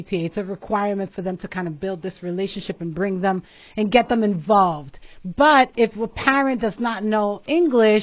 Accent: New York, United States; I was raised in New York, so I'm a New Yorker at heart. I came when I was 3 years old

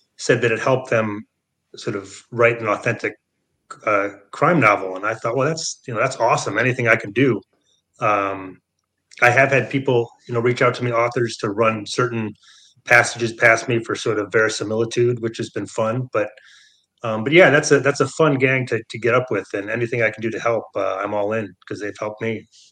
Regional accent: Michigan, United States; moved away; also born or lived in San Francisco; I grew up in Michigan, so, you know, I've always been a, a Michigan guy

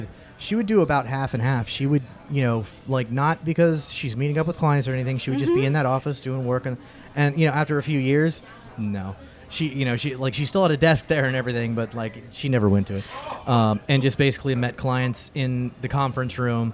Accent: Florida, United States; growing up in Florida, we always rented a condo

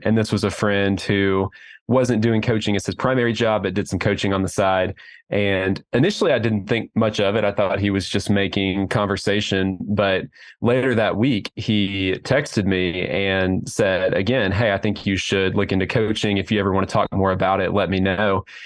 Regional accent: Oklahoma City, Oklahoma, United States; I'm from Oklahoma City

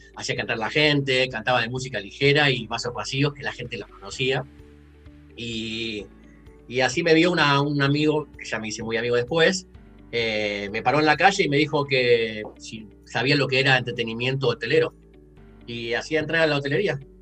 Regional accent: Rosario, Santa Fe, Argentina; moved away as an adult; also born or lived in Mexico / Canada; now in Edmonton, Canada; yo soy de Rosario

